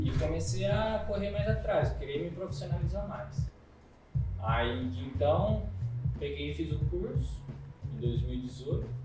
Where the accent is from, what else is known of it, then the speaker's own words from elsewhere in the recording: Botucatu, São Paulo, Brazil; eu sou de Botucatu